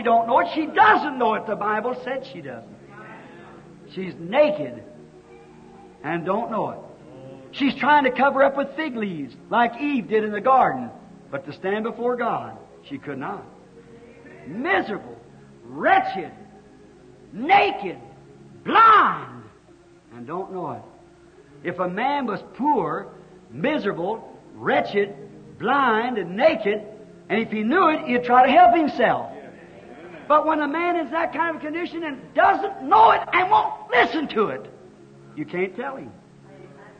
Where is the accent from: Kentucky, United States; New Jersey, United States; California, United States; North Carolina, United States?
Kentucky, United States; I was raised in Kentucky, and we lived in a little old log cabin.